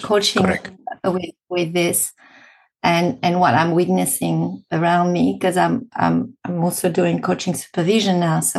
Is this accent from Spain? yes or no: yes; Spain; accent: French; English is a second language; moved away as an adult; also born or lived in France; now in Australia; I've got a French accent. So, I'm originally from France. Had my childhood in Spain